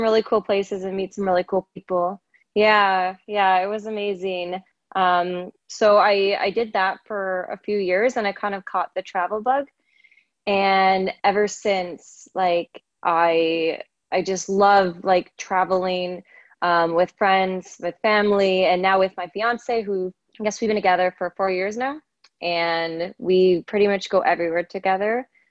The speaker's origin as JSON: {"language": "English", "country": "Canada", "tie": "born or raised there", "also_born_or_lived": "Toronto", "said": "I'm from Canada and I've been born and raised here"}